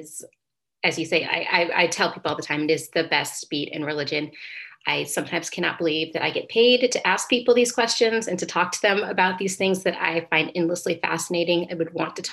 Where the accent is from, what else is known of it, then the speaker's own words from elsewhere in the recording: Indiana, United States; I'm from Indiana, Hoosier pride